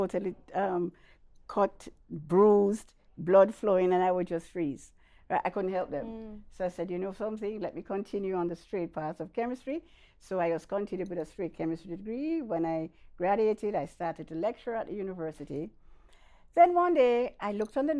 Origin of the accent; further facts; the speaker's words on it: Kingston, Jamaica; also born or lived in Mandeville, Jamaica / Manchester, Jamaica; my adopted mom took me from birth from the hospital, and we spent about 2 years in Manchester, then we came to Kingston.